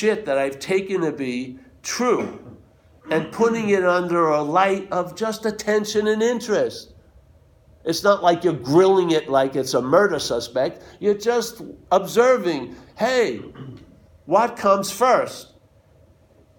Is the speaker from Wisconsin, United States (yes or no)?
no; New York, United States; I'm from New York